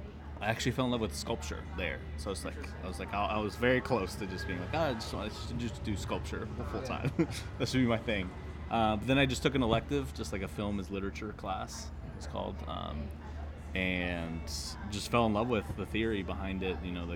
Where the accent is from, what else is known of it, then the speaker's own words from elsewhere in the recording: Honduras; I grew up in Honduras, so grew up loving movies, going to movies a lot.